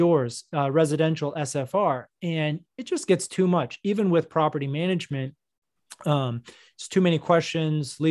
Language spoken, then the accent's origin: English; North Texas, United States; also born or lived in New York / Florida; now in Dallas, United States; I grew up in North Texas. So, you know, I'd say I'm from here